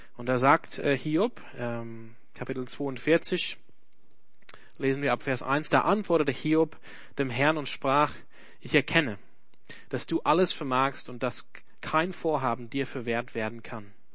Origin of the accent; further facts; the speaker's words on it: Australia; German is a second language; now in Germany; ich komme nicht aus Deutschland, ich komme aus Australien